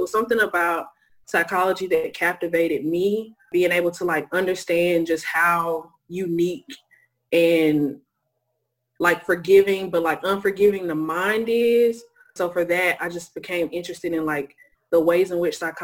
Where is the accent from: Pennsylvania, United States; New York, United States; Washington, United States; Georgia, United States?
Georgia, United States; Lithonia; I am from Lithonia, Georgia. I'm a true East Side baby, grew up on the East Side, Zone 6